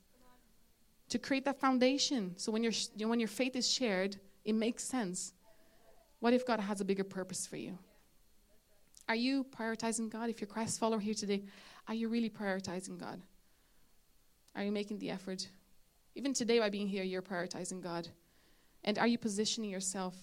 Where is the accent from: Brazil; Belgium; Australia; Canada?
Brazil; now in Ireland; I'm from Brazil